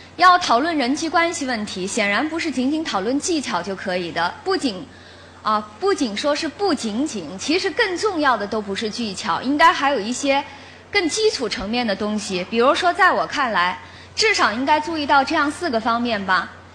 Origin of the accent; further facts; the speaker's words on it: China; 我们中国人